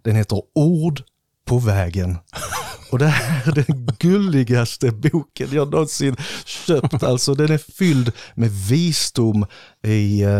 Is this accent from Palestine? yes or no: no; Slovakia; born there; det är slovakiska grejer, för jag är ju född i Slovakien, så jag har ju lite rötter där.